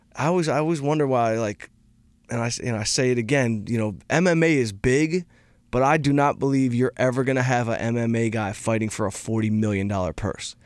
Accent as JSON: {"language": "English", "town": "Detroit", "region": "Michigan", "country": "United States", "said": "I'm from Detroit"}